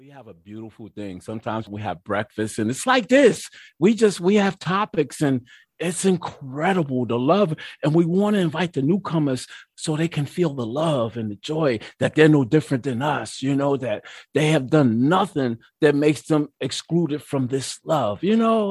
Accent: Mount Vernon, New York, United States; also born or lived in White Plains, New York; now in Peekskill, United States; I was raised in Mount Vernon, New York.

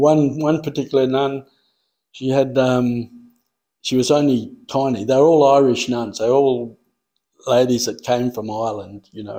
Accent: Coonabarabran, New South Wales, Australia; moved away; also born or lived in Western Australia / Malaysia / Broome; No, I come from a place called Coonabarabran in New South Wales, which is about 300 miles from Sydney in the west.

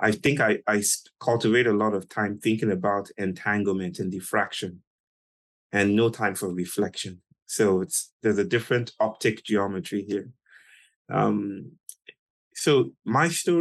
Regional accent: Nigeria; I was born in Nigeria in 1983 to a beautiful family

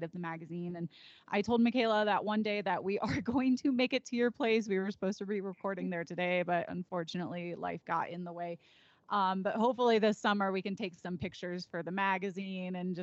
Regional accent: Naperville, Illinois, United States; now in Colorado, United States; I'm from Naperville

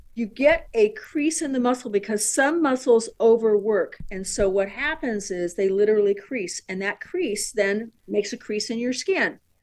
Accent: San Diego, California, United States; I was born and raised in San Diego

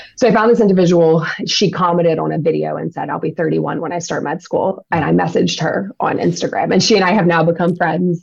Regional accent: Louisiana, United States; now in Los Angeles, United States; We live in the LA area. Um, I'm from Louisiana.

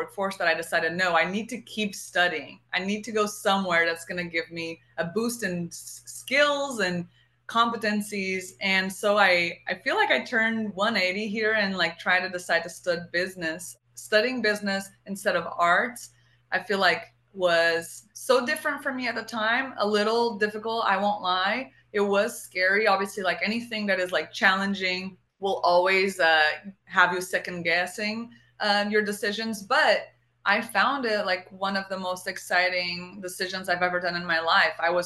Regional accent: Portugal; first language Portuguese; English is a second language; moved away; like my whole childhood, I lived in Portugal and we spoke Portuguese.

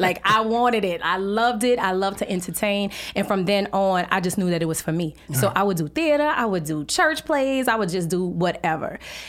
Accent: New Orleans, Louisiana, United States; I'm originally from New Orleans, Louisiana.

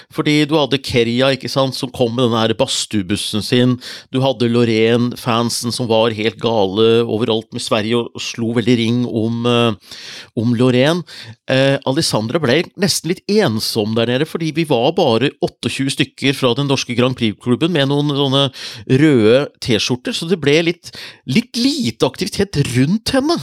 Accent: Norway; jeg er fra Norge

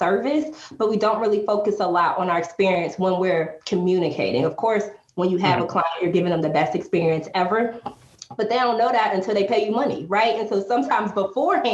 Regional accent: Atlanta, Georgia, United States; moved away as an adult; also born or lived in San Diego, California / Washington, District of Columbia, United States; I moved back home to home base. I'm originally from Atlanta

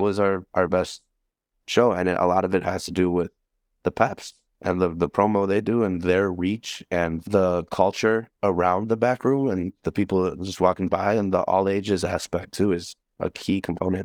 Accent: Milwaukee, Wisconsin, United States; I grew up in Bayview. I moved there when I was, like, eleven

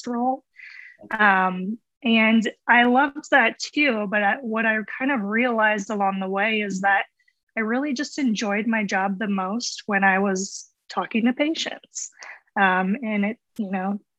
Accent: central Iowa, United States; moved away as an adult; also born or lived in Los Angeles / Dallas; I grew up in Iowa, like central Iowa

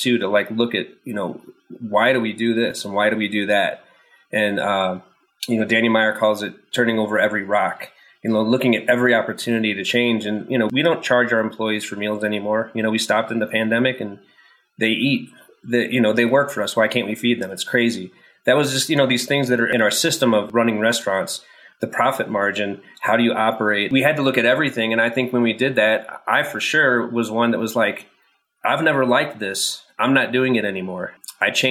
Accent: St. Louis, Missouri, United States; also born or lived in Manhattan; now in Colorado Springs, United States; I'm from St. Louis

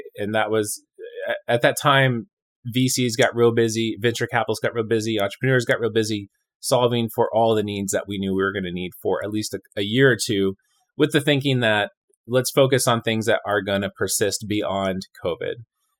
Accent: California, United States; moved away as an adult; also born or lived in Chicago / Montreal / Edmonton / Austin; now in Richmond, United States; I came from Southern California, but I have lived all over Chicago, Montreal, Edmonton, Alberta, Austin, Texas.

